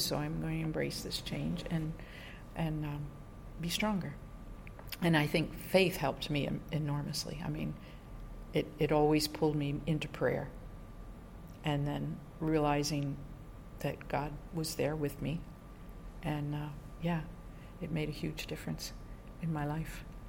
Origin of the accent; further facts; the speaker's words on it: New York, United States; moved away as an adult; also born or lived in Bogota, Colombia; I'm from New York State originally, so my whole family's there, just outside of New York City